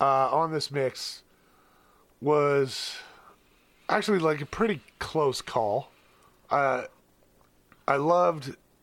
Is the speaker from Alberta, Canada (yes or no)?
yes; Lethbridge, Alberta, Canada; The country bar in my hometown.